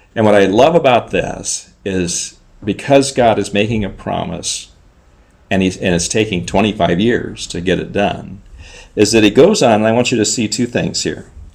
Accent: Southern California, United States; moved away as an adult; also born or lived in Czech Republic; I grew up in Southern California, uh, close to the ocean

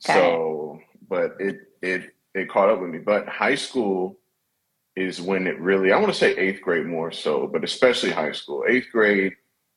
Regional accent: Indianapolis, Indiana, United States; also born or lived in Orlando, Florida; now in Los Angeles, United States; I'm originally from Indianapolis by way of Florida as well, the Orlando area

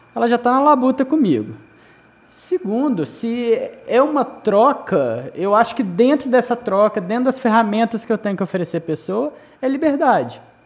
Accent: Juiz de Fora, Minas Gerais, Brazil; Eu sou mineiro

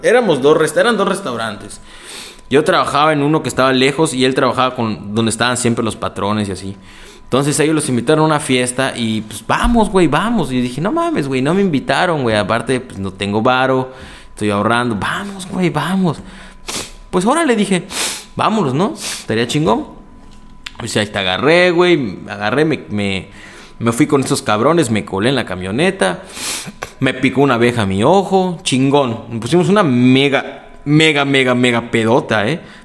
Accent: Mexico; desde México

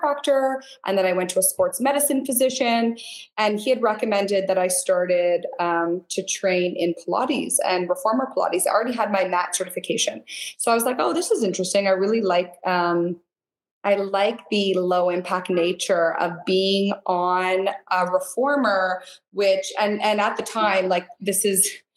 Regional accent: Niagara Falls, Ontario, Canada; also born or lived in St. Catharines / Toronto; So I was actually born and raised in Niagara, on the Canadian side. So Niagara Falls, St. Catharines.

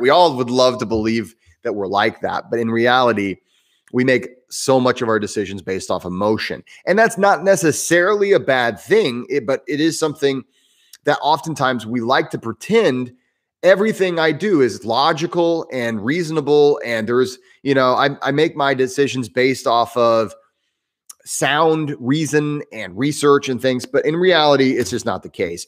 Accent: Southern Indiana, United States; accent: Midwestern, somewhat southern; also born or lived in New York City; I'm in the southern part of Indiana, which is why I sound somewhat southern. uh, my, I have that Midwestern accent. Um, and, but, you know, if, if you're from Indiana, you might be from Northern, Northern Indiana. I'm from Southern Indiana

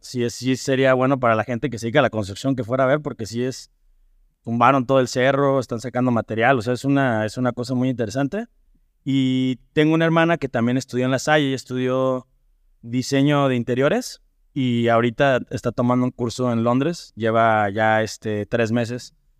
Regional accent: Irapuato, Guanajuato, Mexico; moved away as an adult; also born or lived in Ajusco / New Zealand; now in León, Mexico; yo soy originario de Irapuato, eh, estudié ya la, la primaria en el colegio Pedro Martínez Vázquez

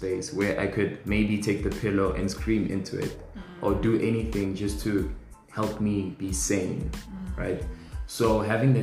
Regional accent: North West, South Africa; Born and raised in the Northwest

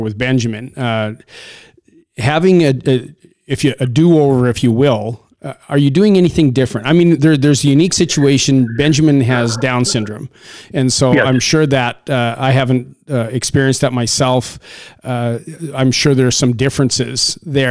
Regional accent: Canada; I'm Canadian

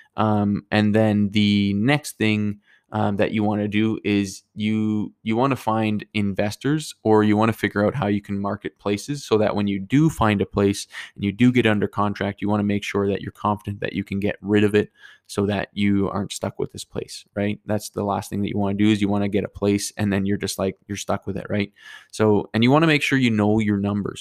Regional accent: Fort McMurray, Alberta, Canada; moved away; I'm from Fort McMurray

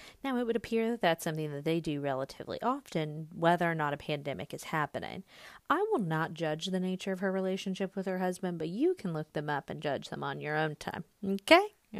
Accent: Georgia, United States; I'm from Georgia.

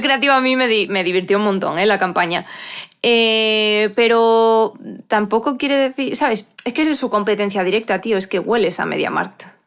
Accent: Asturias, Spain; now in León, Spain; yo soy asturiana, aunque vivo en León

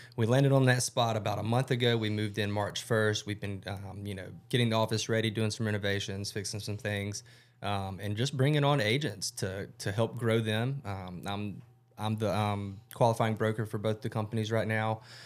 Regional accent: Rome, Georgia, United States; also born or lived in Athens, Georgia; born and raised in Rome, Georgia

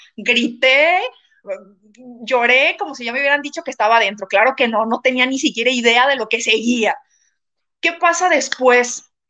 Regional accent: Mexico; soy de México

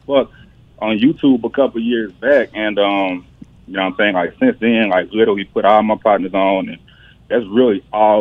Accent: Montgomery, Alabama, United States; I'm from Montgomery

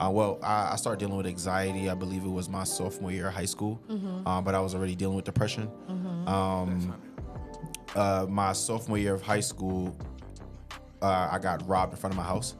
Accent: New York City, New York, United States; moved away as an adult; also born or lived in Delaware; now in Washington, D.C., United States; Born and raised in South Jamaica, Queens

